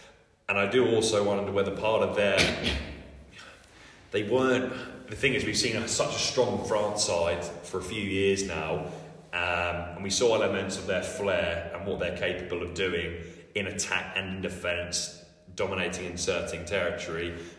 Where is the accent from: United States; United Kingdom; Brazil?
United Kingdom; England; we have this expectation as English people, we've got to be brilliant.